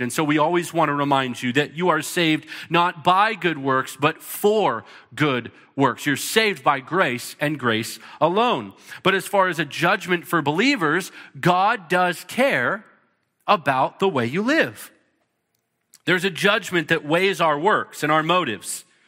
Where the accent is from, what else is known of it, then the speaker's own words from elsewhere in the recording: United States; some of us, we're American